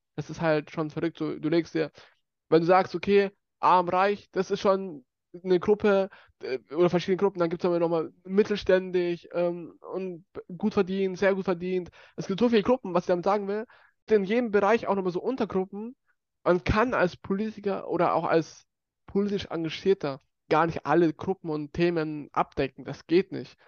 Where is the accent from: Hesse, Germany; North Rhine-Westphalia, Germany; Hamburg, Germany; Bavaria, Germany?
Bavaria, Germany; accent: Bavarian; mich voll deutsch fühle und auch hier geboren und aufgewachsen bin